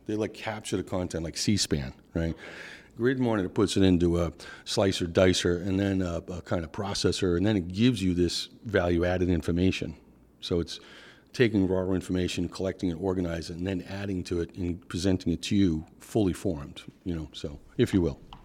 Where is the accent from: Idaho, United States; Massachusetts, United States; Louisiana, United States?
Massachusetts, United States; Boston; accent: Northeast; my accent is definitely from the Northeast. Uh, I'm from Boston